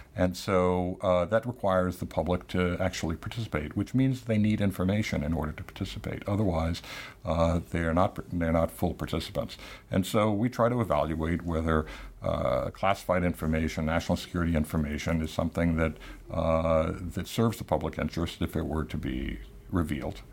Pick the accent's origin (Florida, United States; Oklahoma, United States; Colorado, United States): Florida, United States; Tampa; moved away; my hometown newspaper in Tampa, Florida.